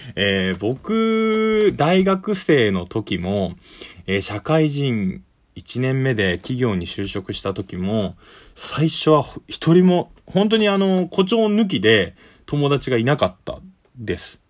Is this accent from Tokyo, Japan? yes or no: yes; Tokyo, Japan; 東京のですね、下町出身なんで、これはあの、酔い越しの金は持たないっていう江戸っ子の、え血が入ってるのかな